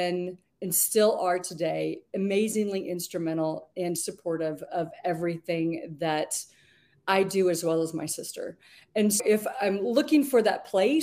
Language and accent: English; Georgetown, Texas, United States; I grew up in Georgetown when it was 16,000 people